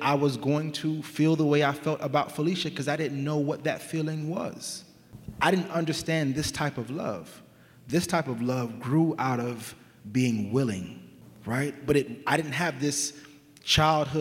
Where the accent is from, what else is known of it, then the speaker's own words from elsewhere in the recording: Sacramento, California, United States; My parents are immigrants from Jamaica. We grew up in South Sacramento, namely Meadowview